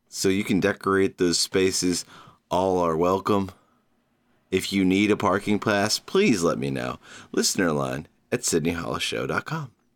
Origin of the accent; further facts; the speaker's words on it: Georgia, United States; now in New York City, United States; my home state of Georgia